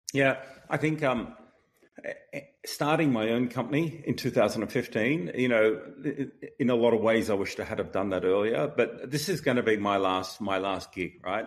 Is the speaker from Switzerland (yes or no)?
no; Australia; moved away; also born or lived in Boston; being Australian